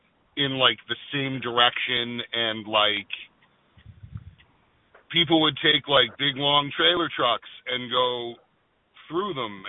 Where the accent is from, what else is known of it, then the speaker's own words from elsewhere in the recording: New England, United States; I'm from New England.